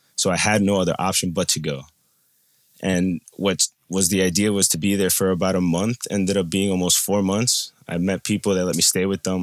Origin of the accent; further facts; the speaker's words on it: New Jersey, United States; also born or lived in Colombia; I'm from New Jersey, and I'm a traveler